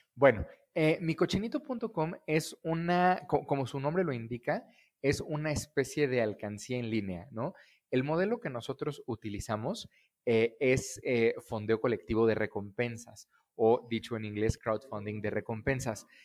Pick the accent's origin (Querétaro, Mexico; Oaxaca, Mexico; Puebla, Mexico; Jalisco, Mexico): Querétaro, Mexico; moved away; also born or lived in Mexico City; yo soy queretano, nací en una familia este, de financieros queretanos muy tradicionales